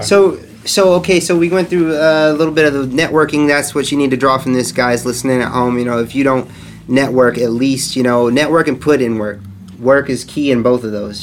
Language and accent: English; Indiana, United States; I'm from Indiana